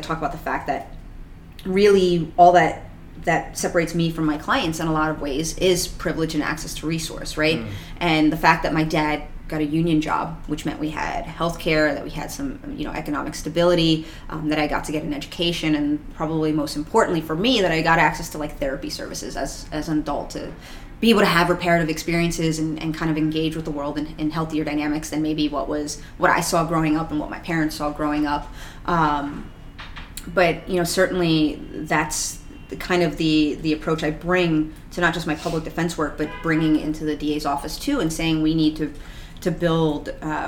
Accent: New York City, New York, United States; also born or lived in Astoria, Queens; I was born in Queens, so I don't live too far from here. I live in Astoria now.

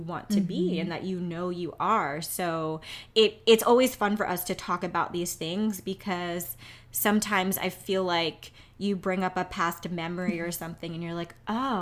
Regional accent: New York City, New York, United States; I'm from New York

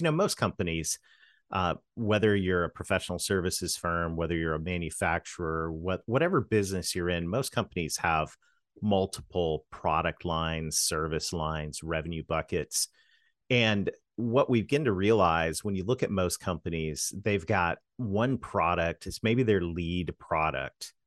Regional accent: Canada; moved away; in my home country of Canada, this strange accent you hear, I'm a Canadian kid that married a Southern girl

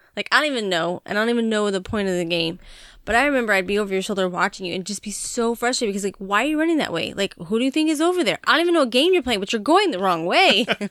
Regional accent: Montana, United States; moved away; growing up in Montana

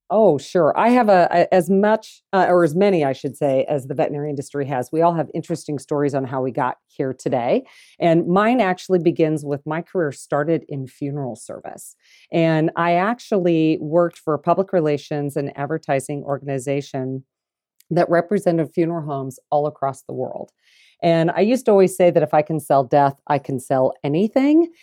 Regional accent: Des Moines, Iowa, United States; moved away as an adult; now in Kansas City, United States; growing up in Iowa, in the city, Des Moines

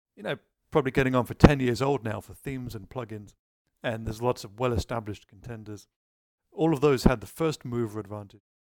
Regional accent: United Kingdom; being British myself

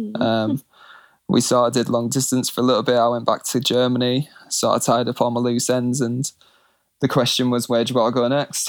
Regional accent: Scotland, United Kingdom; also born or lived in England; And so I was born in England, grew up in Scotland. I'm the youngest of two older brothers and an older sister.

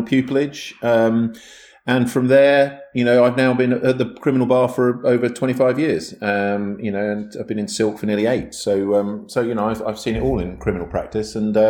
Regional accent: Milton Keynes, South East England, United Kingdom; I grew up in Milton Keynes

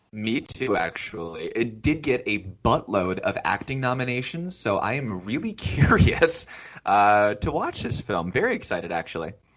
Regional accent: Iowa, United States; I grew up in Iowa where Music Man Square and The Music Man is like built into our curriculum from like 4 years of age

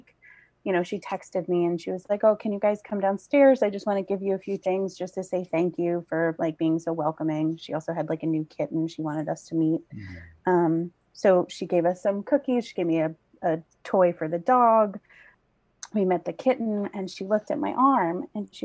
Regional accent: Long Island, New York, United States; I grew up on Long Island. I was born here in Setauket

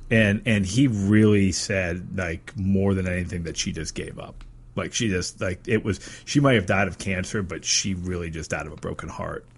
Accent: Erie, Pennsylvania, United States; growing up in Erie, Pennsylvania

